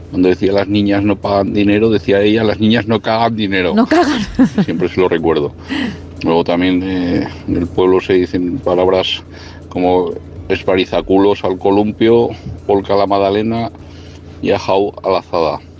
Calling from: Navarre, Spain; Hola, buenas noches. … de Navarra.

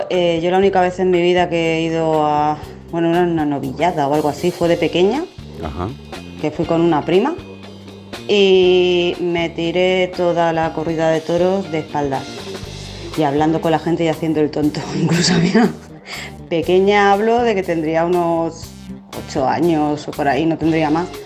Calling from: Alicante, Valencian Community, Spain; Hola, soy … de Alicante, que hablé con vosotros hace poco

